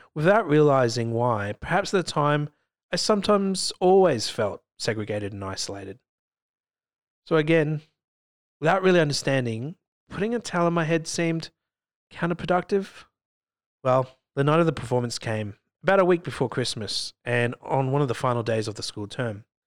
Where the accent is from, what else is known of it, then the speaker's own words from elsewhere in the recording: England, United Kingdom; moved away; I spent most of my school years growing up in England. We lived in a medium sized town outside of London